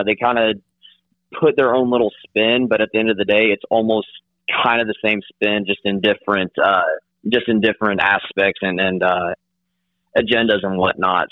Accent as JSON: {"language": "English", "region": "southeast Kansas", "country": "United States", "moved": "yes", "lives_now": "Oklahoma, United States", "said": "I'm from uh, from southeast Kansas"}